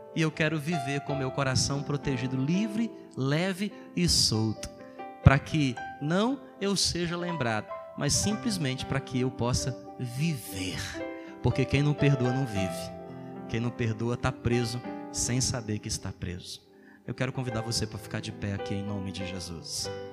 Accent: Ceará, Brazil; also born or lived in Southeast Brazil; now in Roraima, Brazil; eu sou do Ceará

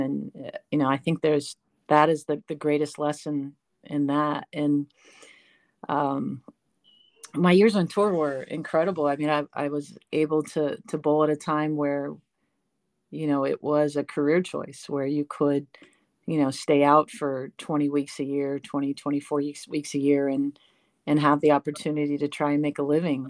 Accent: San Francisco, California, United States; moved away as an adult; also born or lived in Delaware / Texas; now in North Carolina, United States; I was born and raised in San Francisco

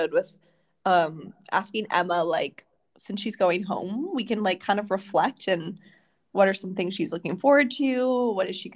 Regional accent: Canada; now in Verona, Italy; I'm Canadian

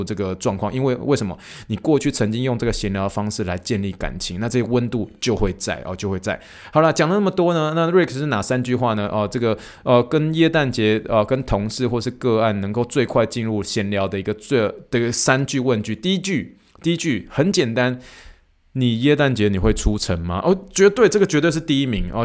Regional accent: Taiwan; moved away as an adult; now in United States; 我这个从，哦，台湾长大，长大到当兵，哦，才出来美国的这个，哦，这样子的，哦，台湾人

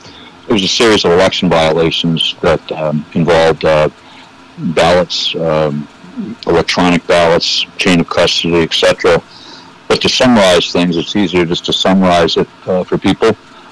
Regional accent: Delaware County, Pennsylvania, United States; I'm from Pennsylvania, Delaware County. I'm a former naval officer, career naval officer, and I have a small business.

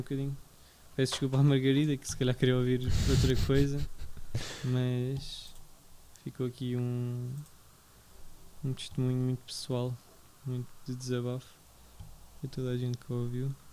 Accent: Portugal; já nasci em Portugal

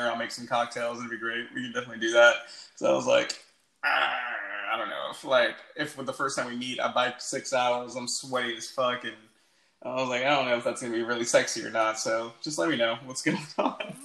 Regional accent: Los Angeles, California, United States; moved away as an adult; now in New Orleans, United States; I grew up in Los Angeles

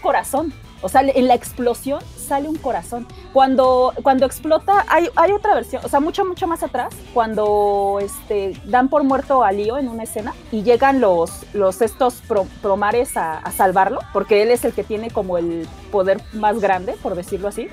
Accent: Mexico; solamente los mexicanos íbamos a agarrar la onda

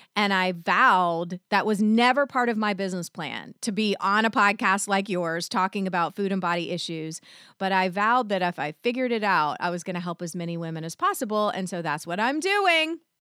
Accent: the South, United States; I was raised in the South

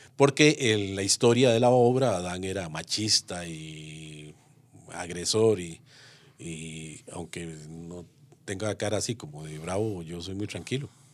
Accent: Moravia, San José, Costa Rica; Yo soy moraviano, moraviano de cepa

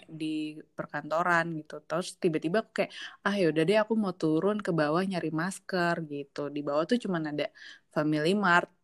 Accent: Depok, West Java, Indonesia; aku orang Depok

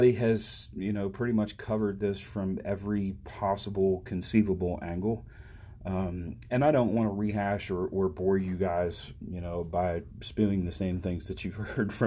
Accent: Maryland, United States; my home state of Maryland, as I broadcast here from the bright red corner of the bright blue state of Maryland

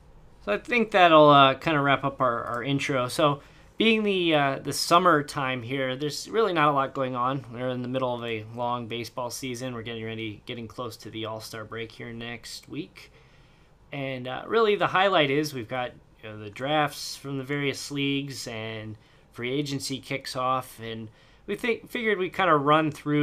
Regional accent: Indiana, United States; moved away as an adult; I was born and raised in Indiana. I lived the first 23 years of my life in that state before I left.

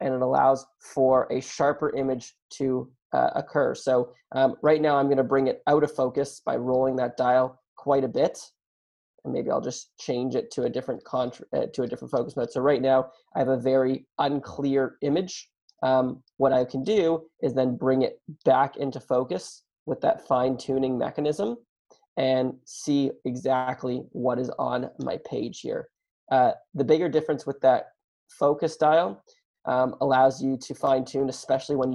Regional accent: Canada; I am Canadian

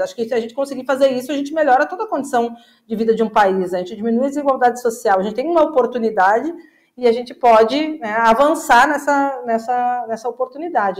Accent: Caxias do Sul, Rio Grande do Sul, Brazil; Eu sou de Caxias do Sul, na, na cidade industrial

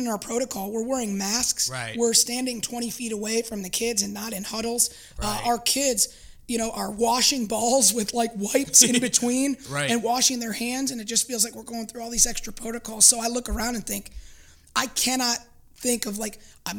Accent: Grosse Ile, Michigan, United States; also born or lived in Flint, Michigan / Montrose, Michigan; I was born in Michigan and then raised in Grosseal

